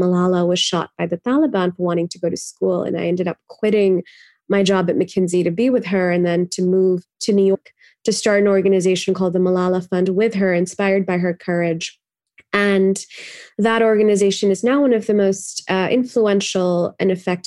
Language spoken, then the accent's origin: English; Pakistan; moved away as an adult; now in United States; I grew up in Pakistan